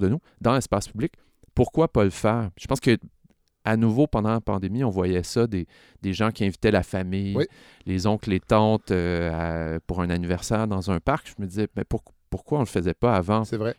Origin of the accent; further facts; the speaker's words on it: Laval, Quebec, Canada; j'ai grandi à Laval